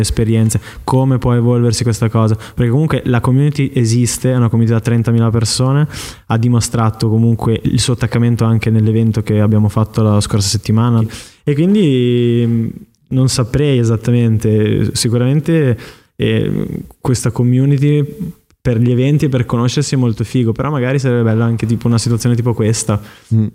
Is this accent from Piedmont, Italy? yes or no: no; Emilia-Romagna, Italy; moved away; also born or lived in Milan; in Romagna, dalle mie parti